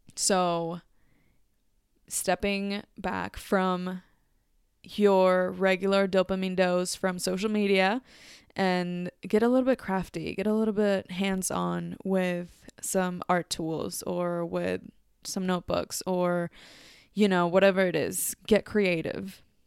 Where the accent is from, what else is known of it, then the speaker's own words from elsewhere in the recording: Mexico City, Mexico; English is a second language; moved away; Mexico City, my natal city.